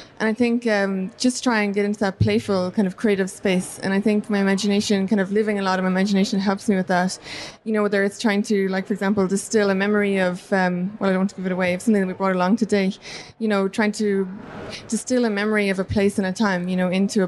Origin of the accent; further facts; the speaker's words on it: Ireland; It's connected to my heritage, the fact that I'm Irish.